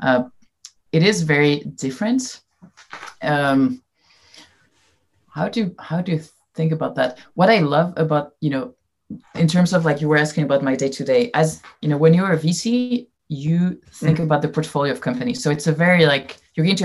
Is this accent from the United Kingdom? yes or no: no; France; English is a second language; moved away as an adult; also born or lived in Silicon Valley; I came to Silicon Valley when I was 21 from France and I didn't know anyone and I didn't speak very good English